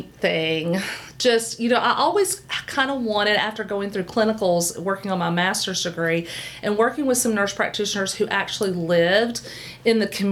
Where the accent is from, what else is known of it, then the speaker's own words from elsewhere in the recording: Knoxville, Tennessee, United States; Came back to Knoxville, which is, I'm from here. I'm from Knoxville